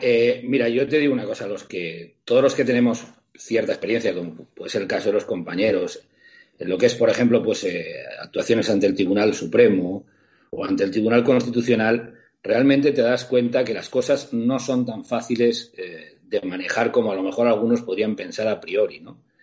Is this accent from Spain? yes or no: yes; Catalonia, Spain; aquí en mi tierra